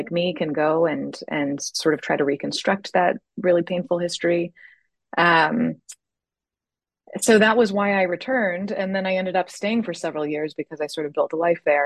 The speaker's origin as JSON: {"language": "English", "region": "California", "country": "United States", "tie": "born or raised there", "said": "growing up in California"}